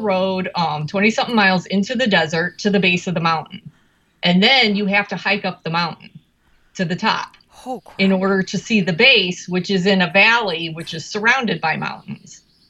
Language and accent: English; Chicago, Illinois, United States; we're from Chicago.